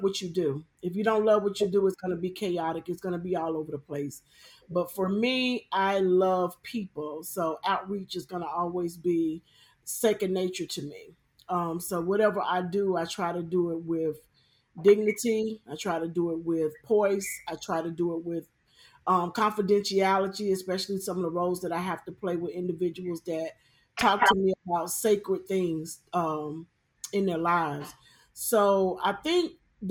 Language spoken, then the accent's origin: English; Charlotte, North Carolina, United States; I'm from Charlotte, North Carolina